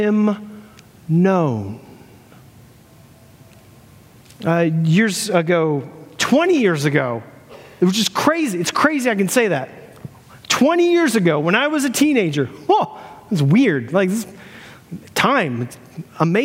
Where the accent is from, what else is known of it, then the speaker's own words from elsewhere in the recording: Florida, United States; I'm from Florida, me and my buddy John